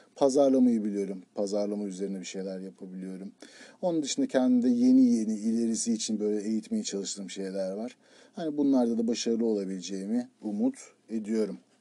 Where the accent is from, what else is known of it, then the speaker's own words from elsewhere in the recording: Turkey; moved away as an adult; also born or lived in Izmir / Istanbul / United States; Türkiye'de doğduk, Türkiye'de yaşıyoruz